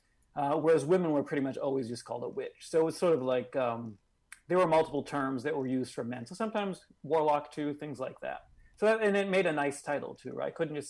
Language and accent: English; Massachusetts, United States; also born or lived in Maine; I was born in Massachusetts. I lived here pretty much my whole life. I just, you know, went to college in Maine, but then came back here to live.